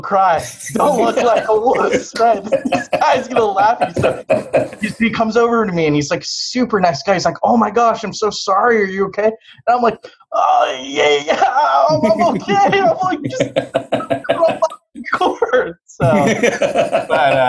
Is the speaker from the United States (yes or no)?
yes; Southern California, United States; I grew up in Southern California